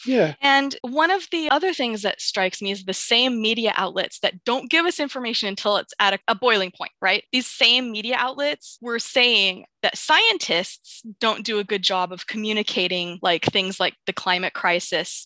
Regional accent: United States; I'm going to talk just as an American

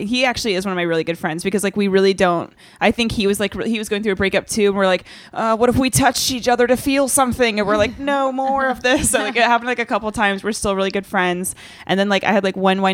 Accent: Charlotte, North Carolina, United States; I grew up in Charlotte for the most part.

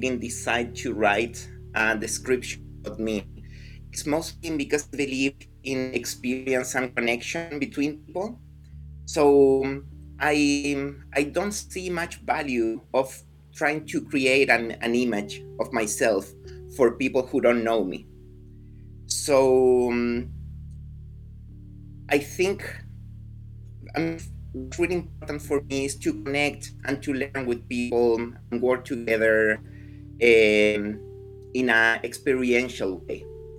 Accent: Chile; moved away; Yeah, I'm from Chile. I moved here in 2015. But yeah, I've been around. I started seeing the world and living in different countries quite early in my life.

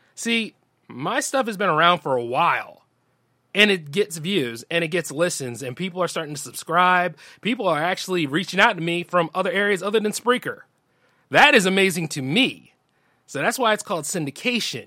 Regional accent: Delaware, United States; born or raised there

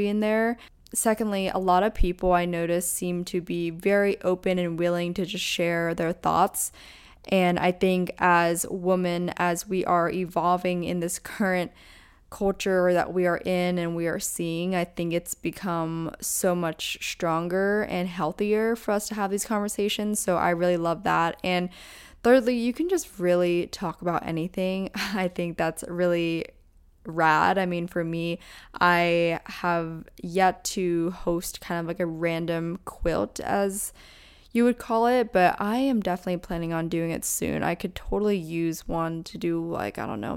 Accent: Pennsylvania, United States; we're both from Pennsylvania

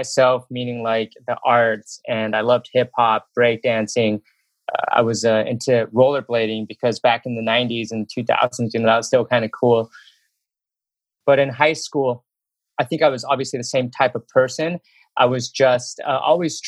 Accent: Benjamin, Utah, United States; moved away as an adult; I grew up in Utah, and specifically in Utah County

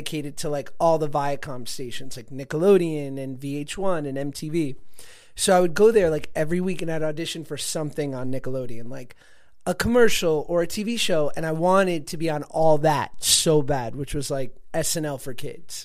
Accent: New York, United States; I grew up in New York.

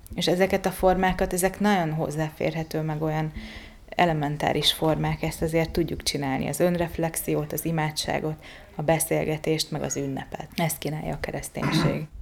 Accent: Sopron, Győr-Moson-Sopron, Hungary; moved away as an adult; also born or lived in Bugac; now in Budapest, Hungary; Én Soproni vagyok, Sopronai kisváros

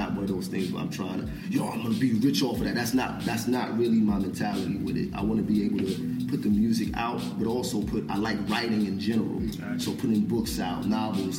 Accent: Mount Vernon, New York, United States; I'm from Mount Vernon

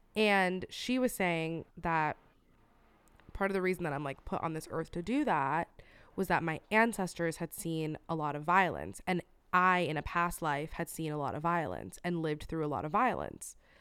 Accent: Florida, United States; moved away; my home state, Florida

